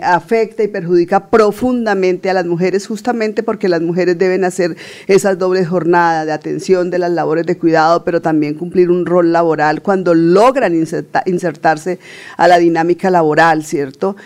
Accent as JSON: {"language": "Spanish", "town": "Puente Nacional", "region": "Santander", "country": "Colombia", "tie": "born or raised there"}